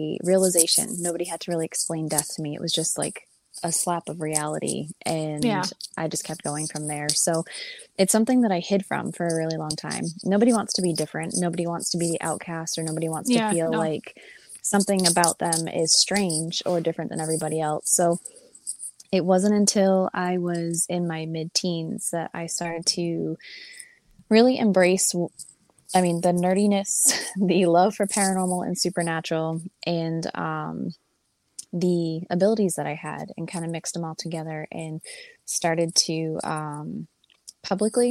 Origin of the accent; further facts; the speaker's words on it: New England, United States; I was born and raised in New England